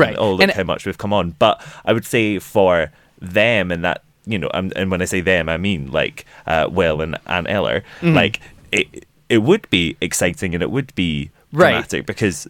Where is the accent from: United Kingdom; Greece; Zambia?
United Kingdom; I'm a Brit